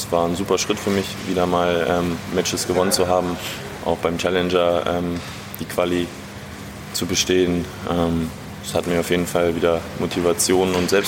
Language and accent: German; Ukraine; now in Berlin, Germany; ich ja auch gebürtig aus der Ukraine komme